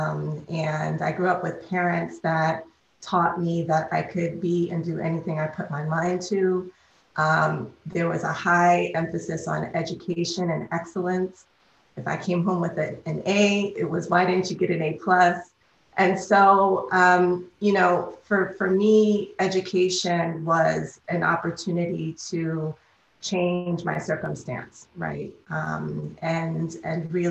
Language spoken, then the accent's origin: English; New York City, New York, United States; I'm a native New Yorker. I grew up in Harlem